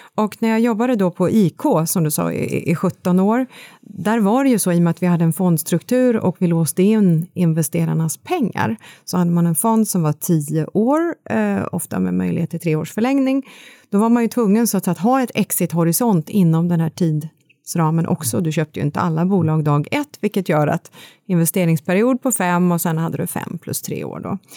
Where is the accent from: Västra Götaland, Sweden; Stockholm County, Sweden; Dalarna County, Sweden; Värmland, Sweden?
Värmland, Sweden; Kristinehamn; född och uppvuxen i Värmland